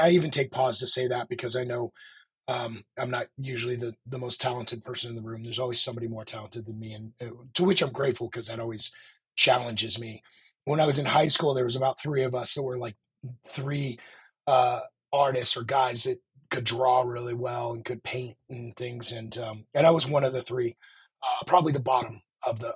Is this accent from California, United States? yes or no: no; Park City, Utah, United States; I was raised in Park City, Utah